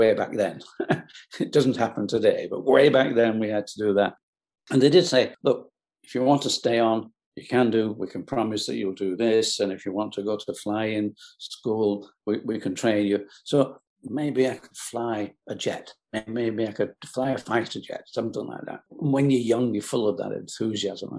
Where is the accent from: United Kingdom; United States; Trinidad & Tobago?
United Kingdom; England; I was born in England, in the UK